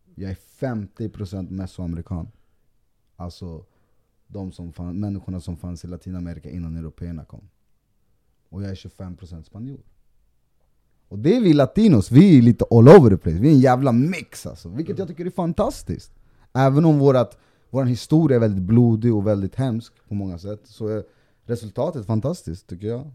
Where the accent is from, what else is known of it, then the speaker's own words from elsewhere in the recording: Sweden; also born or lived in Colombia; bor och är uppväxt i Sverige